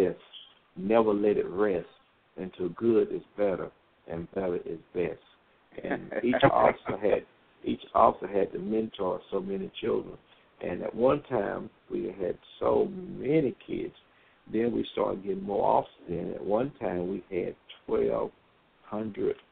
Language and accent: English; Greenville, South Carolina, United States; also born or lived in Fayetteville, North Carolina; now in Dallas, United States; I'm originally from Fayetteville, Greenville, South Carolina, then migrated to Fayetteville, North Carolina